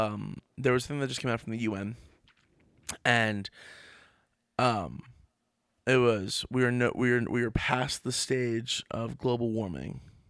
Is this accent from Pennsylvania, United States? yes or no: no; Trenton, New Jersey, United States; I was born in Trenton.